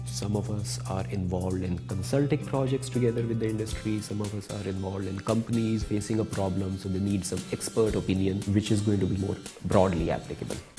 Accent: India; moved away as an adult; also born or lived in United States; now in Lausanne, Switzerland; I am originally from India

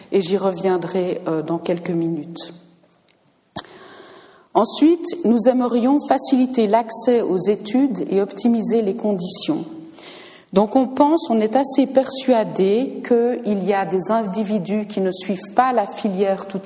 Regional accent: Switzerland; Je peux le dire parce que je suis américaine en plus d'être suisse

